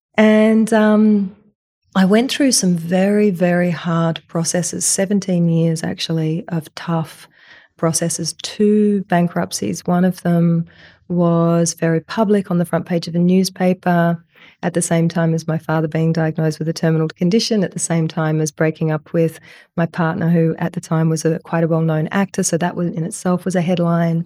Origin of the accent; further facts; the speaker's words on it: Australia; I'm this Australian woman